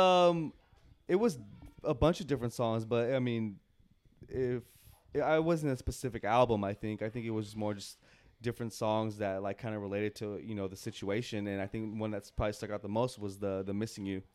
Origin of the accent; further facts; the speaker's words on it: West Coast, United States; we're from the West Coast